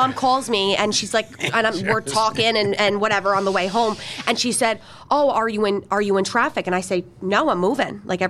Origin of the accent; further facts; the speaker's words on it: New Jersey, United States; moved away as an adult; now in Poconos, Pennsylvania, United States; the growing up in Jersey thing